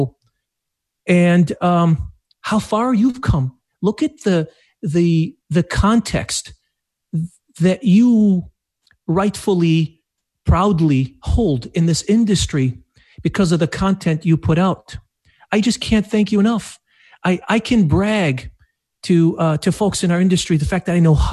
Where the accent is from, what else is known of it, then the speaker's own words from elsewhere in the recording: Iraq; also born or lived in Detroit, Michigan; now in Madison Heights, Michigan, United States; I'm of Arabic heritage, so I was born in Iraq